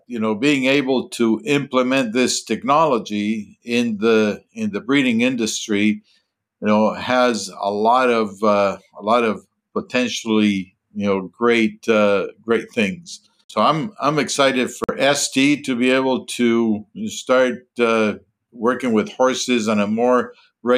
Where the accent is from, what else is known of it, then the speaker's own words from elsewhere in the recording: Colombia; moved away as an adult; also born or lived in Minnesota, United States / Texas, United States; born and raised in Colombia